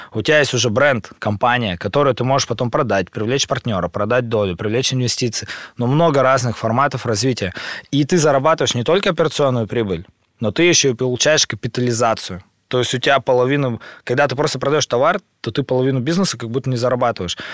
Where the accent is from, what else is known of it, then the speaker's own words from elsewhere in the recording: Urals, Russia; Я родился на Урале, в маленьком городе, в семье врачей